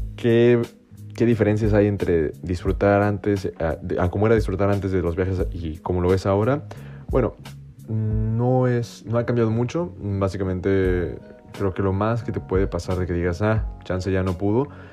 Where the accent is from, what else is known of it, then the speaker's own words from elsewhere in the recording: Mexico; los que venimos de México